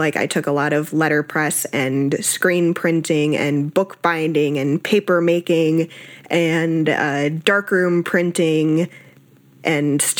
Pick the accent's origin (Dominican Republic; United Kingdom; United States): United States; South Florida; also born or lived in Austin, Texas; I was born in Austin, Texas, grew up in South Florida